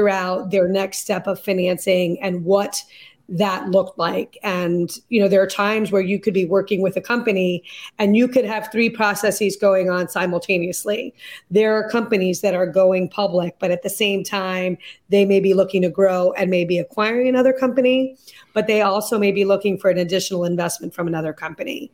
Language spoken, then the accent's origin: English; Lexington, Massachusetts, United States; also born or lived in London; we moved back to Lexington, Massachusetts, which is where I had moved when I was 12. So it's my hometown